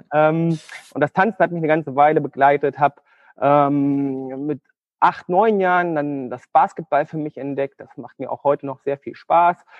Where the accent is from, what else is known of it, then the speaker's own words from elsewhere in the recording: Thuringia, Germany; moved away as an adult; also born or lived in Göttingen; ich komme ursprünglich aus Thüringen. Aus Thüringen. Mhm. Also ich bin äh, ein Ostkind